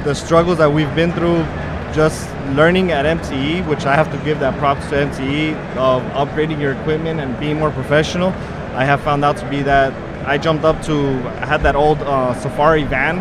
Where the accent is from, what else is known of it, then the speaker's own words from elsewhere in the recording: El Paso, Texas, United States; from El Paso, Texas